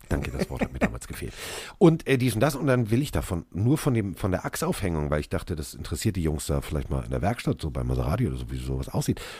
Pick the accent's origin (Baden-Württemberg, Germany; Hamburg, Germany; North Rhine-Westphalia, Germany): Hamburg, Germany; das erste war, als ich sagte, ich bin aus Hamburg, oh, Reeperbahn.